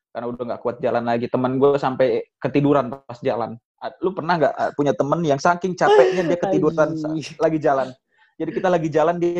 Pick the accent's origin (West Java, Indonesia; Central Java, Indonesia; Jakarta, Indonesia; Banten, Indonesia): West Java, Indonesia; Bogor; Gue pri, gue sebagai orang Bogor, ini gue pribadi sebagai orang Bogor ya. Gue di Bogor, di rumah gue khususnya ya